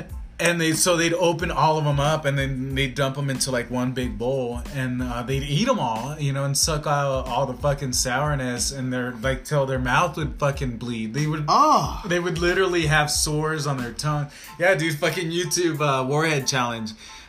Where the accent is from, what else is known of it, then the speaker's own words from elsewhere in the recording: California, United States; I grew up in California, kind